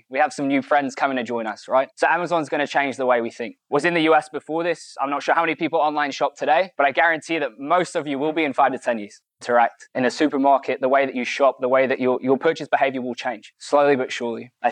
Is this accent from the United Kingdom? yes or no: yes; United Kingdom; now in United States; I'm from the UK, I live in the US, and I've been here for four years.